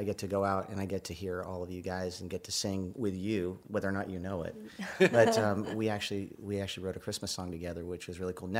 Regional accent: Los Angeles, California, United States; now in Nashville, United States; I was born and raised in Southern California in Hollywood

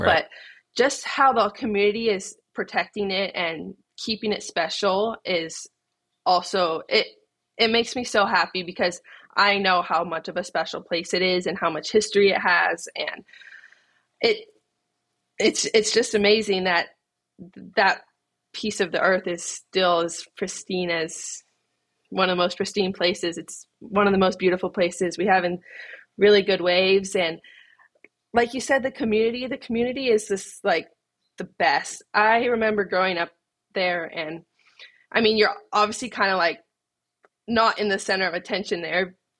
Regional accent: Kauai, Hawaii, United States; growing up on Kauai with my family, it was a dream.

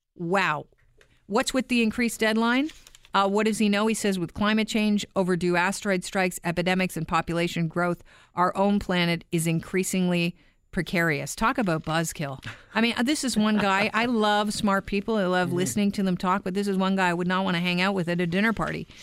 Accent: Canada; also born or lived in Ireland; the kid that grew up in Canada

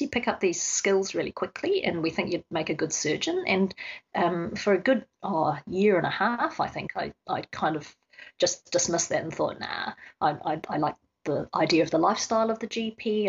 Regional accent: New Zealand; now in Australia; I grew up in New Zealand, and so my father is a paediatrician of some renown.

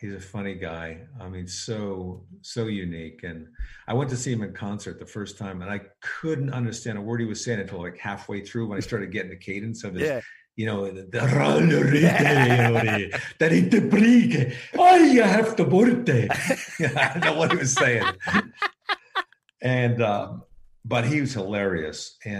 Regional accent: Connecticut, United States; moved away as an adult; now in Hollywood, United States; I've been in Hollywood for like 2 years. I moved out here from Connecticut to be a stand-up.

